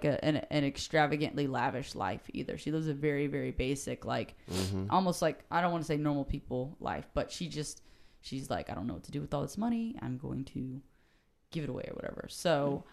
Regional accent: United States; I'm an American. I grew up here

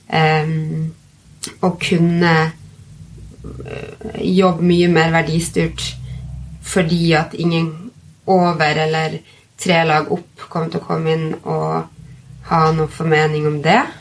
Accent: Bodø, Nordland, Norway; moved away as an adult; så fikk jeg tilbud om å bli redaktør for et magasin hjemme i Bodø

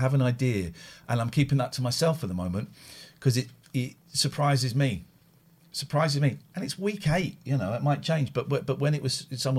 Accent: Slough, South East England, United Kingdom; I'm not from Manchester, mate. I'm from Slough.

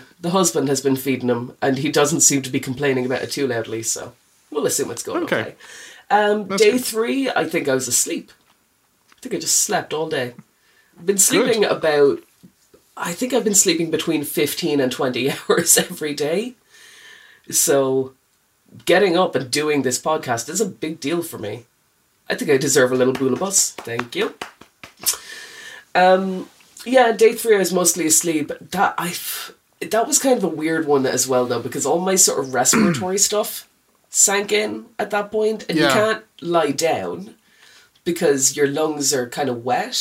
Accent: New Ross, County Wexford, Ireland; I'm from New Ross.

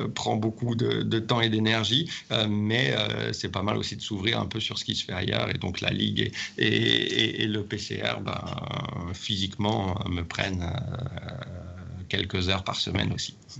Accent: Saint-Étienne, Auvergne-Rhône-Alpes, France; moved away as an adult; also born or lived in Haute-Savoie / Nice; now in Lyon, France; j'ai grandi à Saint-Étienne.

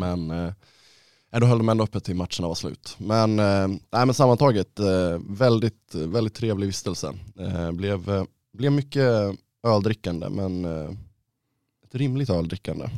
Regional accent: Ludvika, Dalarna County, Sweden; moved away; hemma i Ludvika

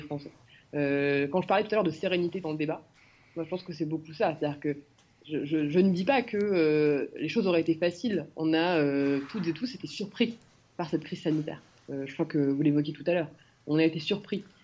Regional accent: France; je suis particulièrement fière d'être française

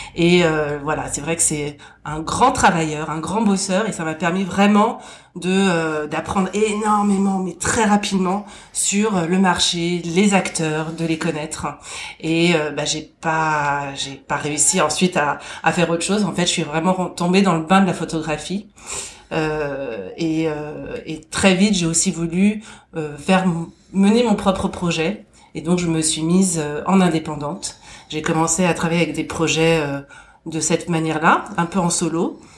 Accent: Boulogne-Billancourt, Île-de-France, France; je suis née euh, à Boulogne-Billancourt.

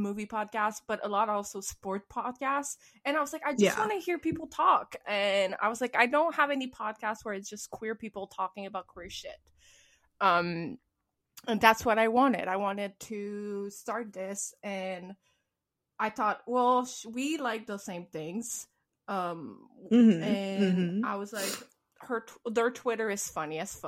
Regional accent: Quebec, Canada; born or raised there; English is a second language

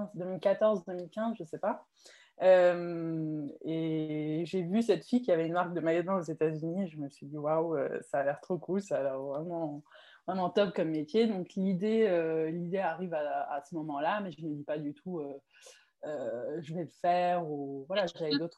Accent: Mulhouse, Grand Est, France; moved away as an adult; now in Morocco; Moi, je suis née au, au Maroc. J'ai habité ici jusqu'à mes 6 ans. Mhm. Puis ensuite, j'ai déménagé en, en, France avec ma famille et j'ai grandi à Mulhouse en Alsace.

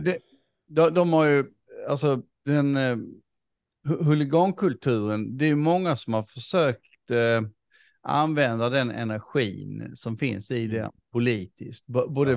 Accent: Sweden; som, som svensk

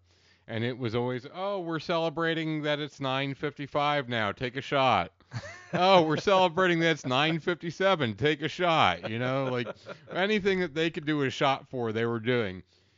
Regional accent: Pennsylvania, United States; Like, I'm from Central Pennsylvania, so I am so closed off around new people to begin

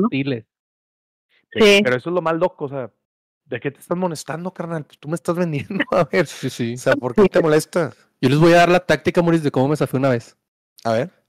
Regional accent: Morelia, Michoacán, Mexico; De Morelia, Michoacán. De Morelia.

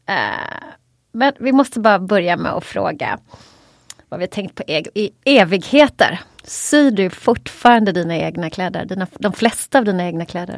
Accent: Småland, Sweden; jag är ju smålänning också

